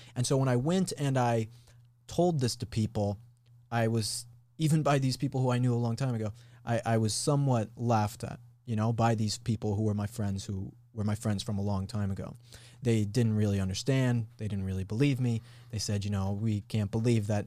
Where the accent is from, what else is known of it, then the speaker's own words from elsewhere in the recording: Colorado, United States; moved away as an adult; I'm from Colorado. And so I grew up there for high school and went to college in Colorado